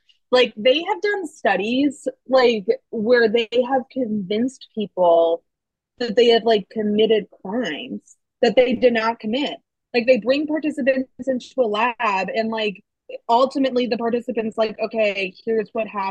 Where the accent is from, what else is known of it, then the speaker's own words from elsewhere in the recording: Minnesota, United States; also born or lived in Chicago; now in New York, United States; I'm originally from Minnesota